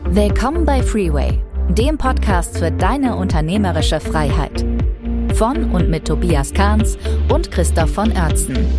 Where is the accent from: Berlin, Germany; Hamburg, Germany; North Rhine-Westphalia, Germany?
North Rhine-Westphalia, Germany; moved away; also born or lived in Northern Germany; Ich komme aus Nordrhein-Westfalen.